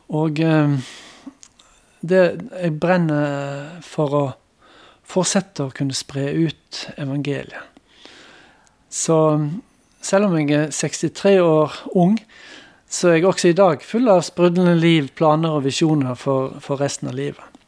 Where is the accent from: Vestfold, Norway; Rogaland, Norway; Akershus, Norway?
Rogaland, Norway; Randaberg; also born or lived in Bremanger, Vestland (born / 'nordfjording') / Bergen; now in Chad; jeg hadde en oppvekst også på Randaberg utenfor Stavanger